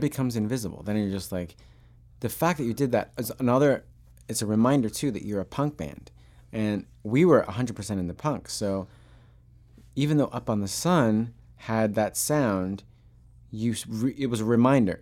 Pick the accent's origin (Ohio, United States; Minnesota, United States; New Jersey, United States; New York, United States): New York, United States; Long Island; I grew up on Long Island